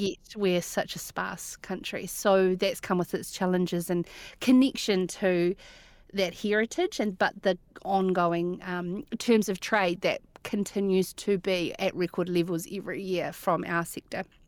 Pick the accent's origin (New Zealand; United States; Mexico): New Zealand; Cromwell, Otago; we grew up in Cromwell, in Wanaka's ex-neighbour